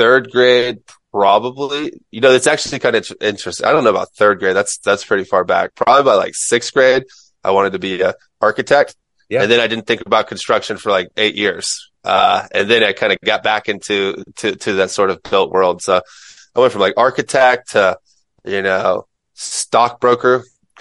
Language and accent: English; Mims, Florida, United States; moved away as an adult; now in San Diego, United States; I'm from Mims, Florida, which is outside of another small town called Titusville, Florida